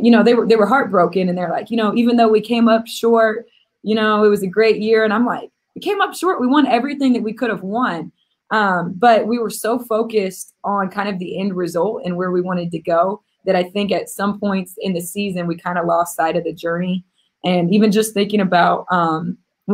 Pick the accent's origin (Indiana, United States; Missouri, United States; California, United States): Missouri, United States; I'm a kid from Missouri